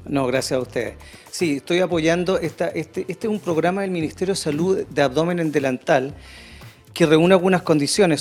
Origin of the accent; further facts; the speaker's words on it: Chile; moved away; Yo soy de Puerto y amo esta zona y algún día espero volver